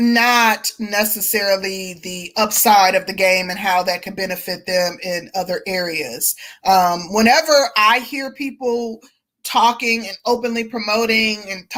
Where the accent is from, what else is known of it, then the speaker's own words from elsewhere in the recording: Milwaukee, Wisconsin, United States; I'm originally from Milwaukee, but I was raised in a small town.